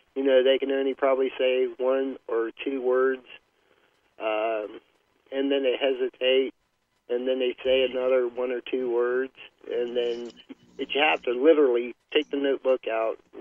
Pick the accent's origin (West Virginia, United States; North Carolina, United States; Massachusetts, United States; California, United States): West Virginia, United States; Wellsburg; moved away; I was raised up in Wallsburg, West Virginia